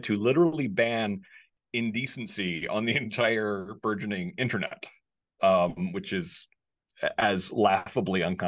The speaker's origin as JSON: {"language": "English", "town": "Danbury", "region": "Connecticut", "country": "United States", "tie": "born or raised there", "said": "And I grew up in a neighborhood. I'm from Danbury, Connecticut."}